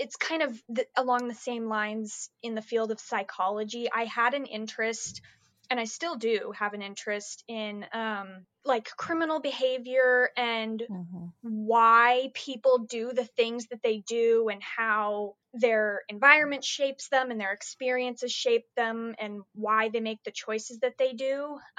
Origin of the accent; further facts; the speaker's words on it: Dallas, Texas, United States; also born or lived in Utah; I'm from Texas. I live in Dallas. I moved here from Utah, actually. I was born in Utah.